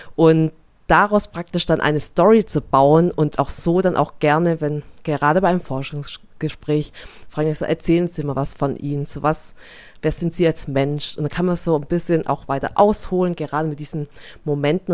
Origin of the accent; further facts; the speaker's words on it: near Stuttgart, Baden-Württemberg, Germany; accent: Swabian; bezeichne mich gerne als schwäbische Vietnamesin, meine Eltern kommen aus Vietnam, ich bin hier in der Nähe von Stuttgart aufgewachsen